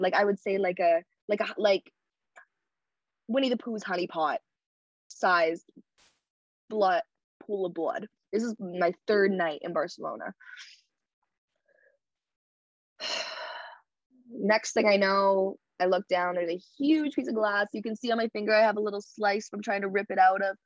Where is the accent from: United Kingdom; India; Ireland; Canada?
Canada; I'm a Canadian girl.